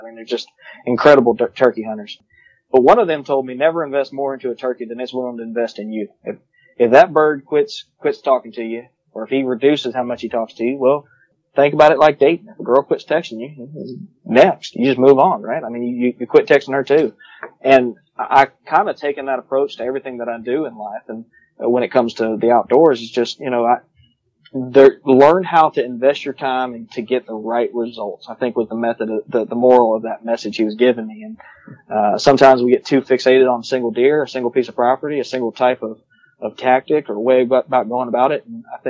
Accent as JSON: {"language": "English", "town": "New Orleans", "region": "Louisiana", "country": "United States", "tie": "born or raised there", "said": "I grew up in New Orleans, and we had that property over there in southeast Georgia."}